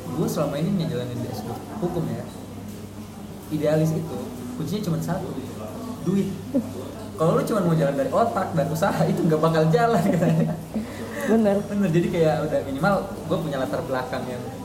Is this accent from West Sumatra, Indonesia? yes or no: no; Makassar, South Sulawesi, Indonesia; moved away as an adult; also born or lived in Bandung; saya dari Makassar